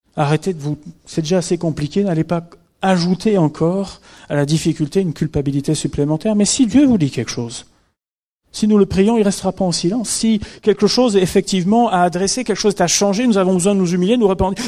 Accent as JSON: {"language": "French", "country": "France", "said": "chez nous en France"}